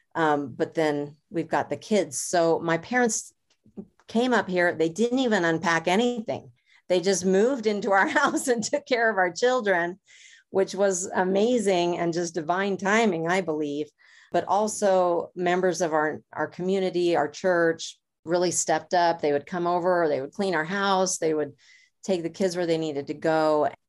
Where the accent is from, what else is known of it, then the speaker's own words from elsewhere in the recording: Los Angeles, California, United States; moved away; I grew up in Los Angeles